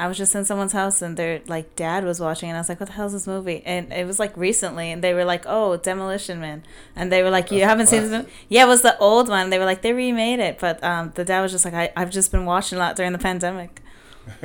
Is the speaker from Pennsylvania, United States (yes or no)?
no; Boston, Massachusetts, United States; moved away as an adult; now in New York City, United States; I moved to New York about 8 years ago, but I'm originally from Boston.